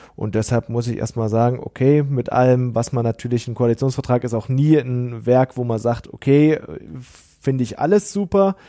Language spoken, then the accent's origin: German; East Germany, Germany; ich komme aus dem Osten Deutschlands